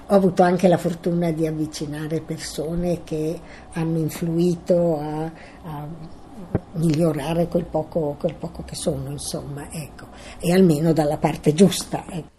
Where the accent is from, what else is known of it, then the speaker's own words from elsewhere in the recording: Milan, Lombardy, Italy; sono nata a Milano il 15 2 1929